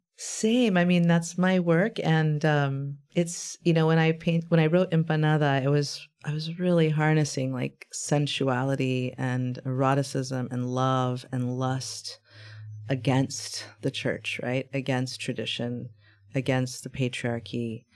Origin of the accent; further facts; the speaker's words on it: Brownsville, Texas, United States; now in San Antonio, United States; in my hometown where I was born.